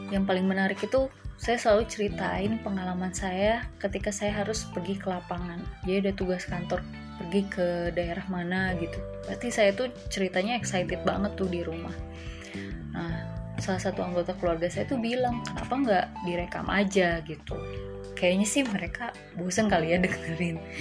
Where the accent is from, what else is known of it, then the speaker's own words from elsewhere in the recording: Bandung, West Java, Indonesia; moved away as an adult; now in Ambon, Indonesia; saya asli Bandung Dan sekarang saya sedang merantau di salah satu kota di Provinsi Maluku, yaitu Ambon